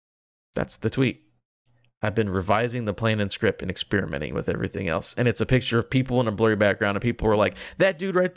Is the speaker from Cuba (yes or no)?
no; United Kingdom; I'm British.